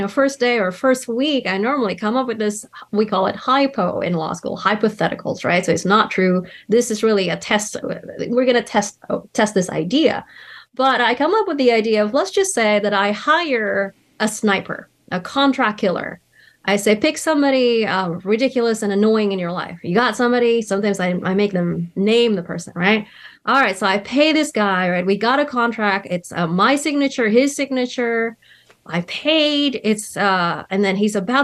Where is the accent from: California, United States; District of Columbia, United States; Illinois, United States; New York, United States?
California, United States; in my home state in California